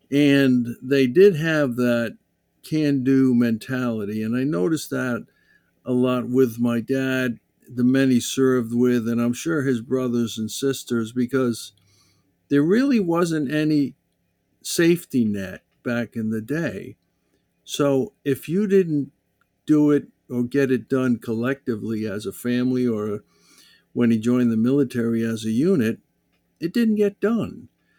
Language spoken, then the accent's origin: English; West Warwick, Rhode Island, United States; or the little town we grew up in West Warwick.